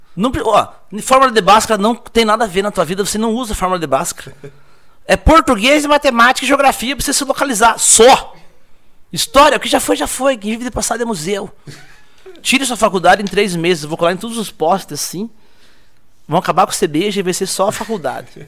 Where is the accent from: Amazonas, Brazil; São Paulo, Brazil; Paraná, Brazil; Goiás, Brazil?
Paraná, Brazil; Tibagi; moved away; also born or lived in Ponta Grossa; Eu sou nascido e criado em Tibagi mesmo